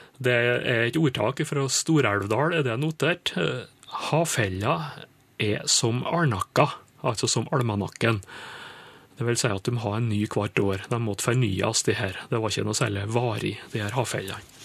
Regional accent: Indre Nordmøre, Møre og Romsdal, Norway; Indre Nordmøre, jeg vet om det, er der jeg kommer ifra.

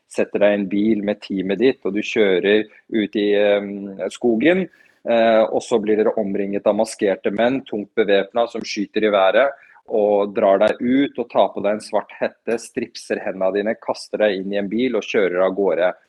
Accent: Afghanistan; now in Norway; Som flyktning vet jeg hva det innebærer. Vi rømte fra Afghanistan da russerne invaderte på 80-tallet, så jeg vet alt om det.

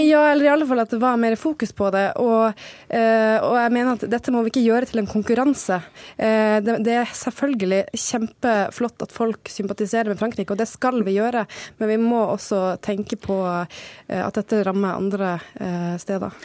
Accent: Norway; vi som nordmenn

